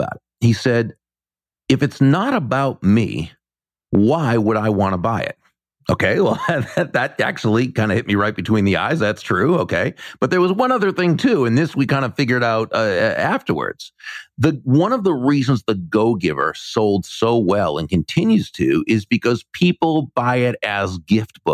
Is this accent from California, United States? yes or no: no; Massachusetts, United States; now in Florida, United States; Growing up in Massachusetts, I knew many people from Puerto Rico